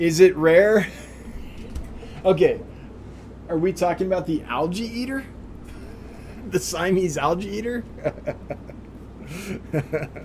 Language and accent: English; El Dorado County, California, United States; I grew up in El Dorado County